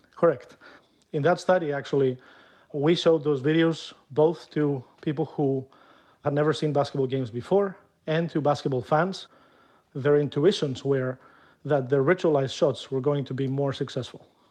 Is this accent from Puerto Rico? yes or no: no; Greece; moved away as an adult; my home country, which is Greece